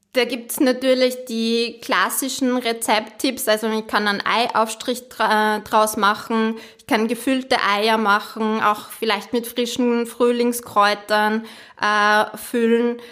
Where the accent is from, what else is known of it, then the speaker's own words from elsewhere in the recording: Austria; bei uns in Bodenhaltung